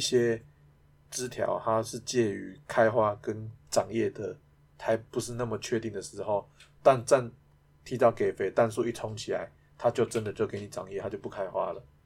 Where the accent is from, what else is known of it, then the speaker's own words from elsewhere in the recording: Taiwan; 我们台湾人